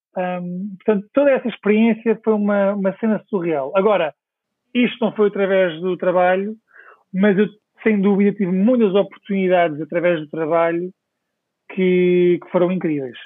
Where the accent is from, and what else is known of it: Portugal; moved away as an adult; also born or lived in Stockwell, London